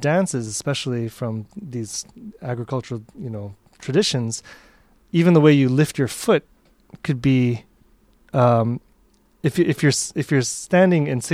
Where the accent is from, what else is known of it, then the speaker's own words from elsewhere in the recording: United States; also born or lived in New York; I grew up in the United States